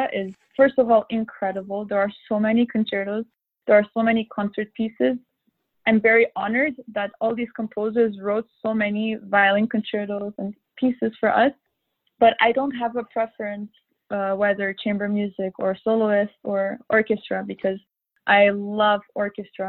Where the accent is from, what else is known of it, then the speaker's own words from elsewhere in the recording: Montreal, Quebec, Canada; now in Europe; I had a lot of concert opportunities and competitions in my hometown in Montreal